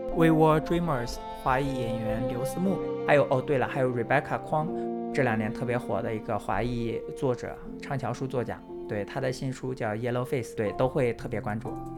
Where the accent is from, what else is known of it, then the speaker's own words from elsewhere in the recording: China; now in United States; 我是在中国出生、中国长大